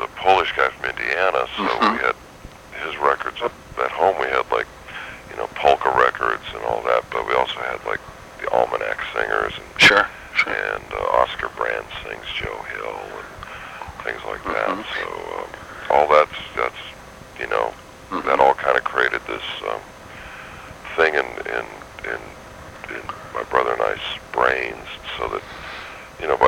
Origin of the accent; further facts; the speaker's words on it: Downey, California, United States; I grew up in Downey, California.